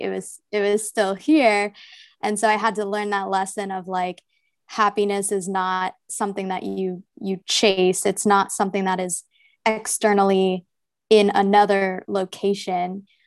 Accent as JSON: {"language": "English", "region": "New Jersey", "country": "United States", "tie": "born or raised there", "said": "I'm from New Jersey from a, like, rural farm town kind of area. And growing up was pretty, uh, suburban"}